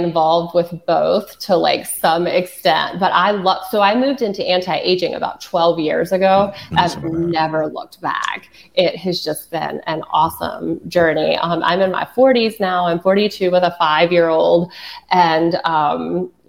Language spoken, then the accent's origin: English; the Carolinas, United States; I'm from the Carolinas